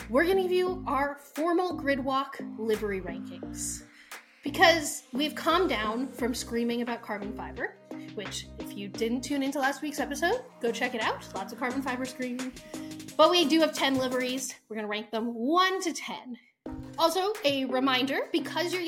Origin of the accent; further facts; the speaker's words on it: United States; we're American